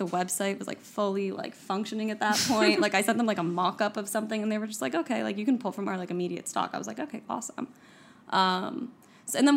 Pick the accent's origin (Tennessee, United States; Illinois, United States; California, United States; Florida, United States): Florida, United States; Miami; also born or lived in New York City; now in Miami, United States; I'm from Miami